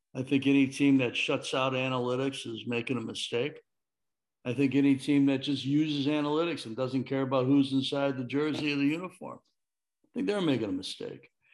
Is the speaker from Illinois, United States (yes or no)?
yes; Chicago, Illinois, United States; I'm from Chicago